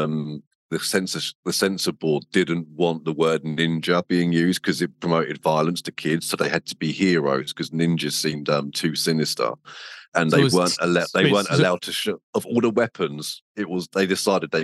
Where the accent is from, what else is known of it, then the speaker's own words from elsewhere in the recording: England, United Kingdom; that's our rights as Englishmen